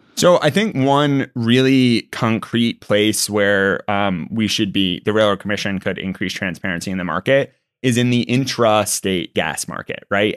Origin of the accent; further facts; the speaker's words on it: Texas, United States; I'm a Texan